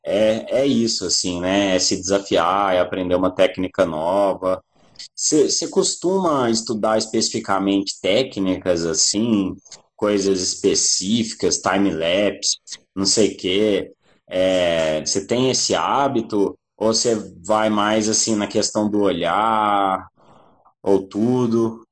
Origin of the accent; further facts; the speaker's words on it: Belo Horizonte, Minas Gerais, Brazil; eu sou de Belo Horizonte